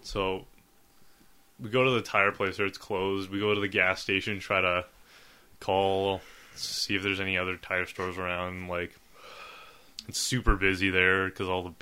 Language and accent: English; Winnipeg, Manitoba, Canada; we're from Winnipeg.